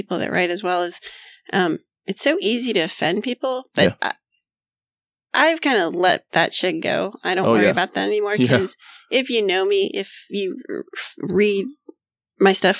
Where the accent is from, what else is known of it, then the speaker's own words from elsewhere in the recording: Miami, Florida, United States; now in Wilmington, United States; I'm from Miami.